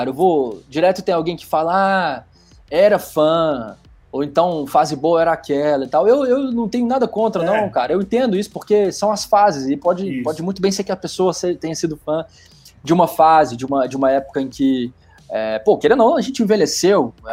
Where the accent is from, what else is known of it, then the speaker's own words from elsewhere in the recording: Belo Horizonte, Minas Gerais, Brazil; ter ido até Belo Horizonte, que é a minha cidade natal, com essa moto